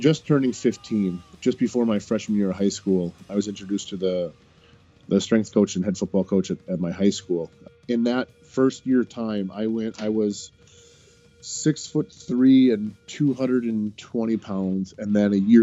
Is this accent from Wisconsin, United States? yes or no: yes; Wisconsin, United States; moved away as an adult; now in Greater Boston area, United States; I grew up in Wisconsin